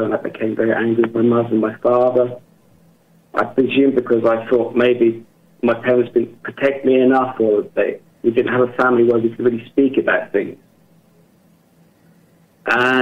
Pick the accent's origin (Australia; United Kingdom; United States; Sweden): United Kingdom; England; now in Germany; I'm from England, but I live and work in Germany